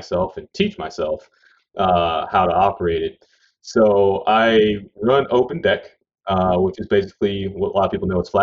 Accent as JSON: {"language": "English", "region": "Louisiana", "country": "United States", "tie": "born or raised there", "also_born_or_lived": "Washington State", "moved": "as an adult", "said": "I was born and raised in Louisiana, and then moved to Washington State when I was about 20 years old"}